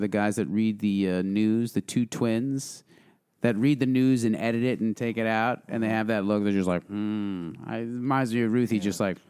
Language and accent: English; Milltown, New Jersey, United States; I grew up in Milltown.